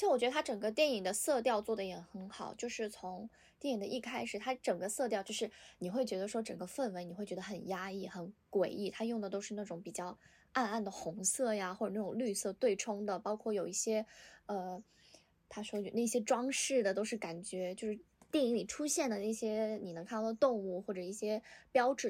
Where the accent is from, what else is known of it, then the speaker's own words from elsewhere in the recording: Northeast China, China; 其实我老家是东北的，所以我看那部剧的时候，我我贼有代入感。